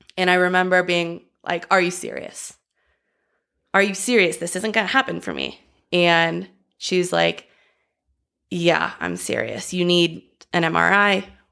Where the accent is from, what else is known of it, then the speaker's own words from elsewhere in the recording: Los Angeles, California, United States; I grew up dancing in Los Angeles.